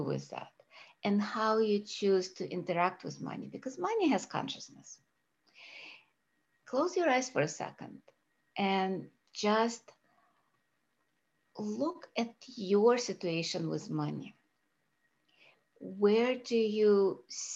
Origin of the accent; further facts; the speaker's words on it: Russia; now in United States; I was born in Russia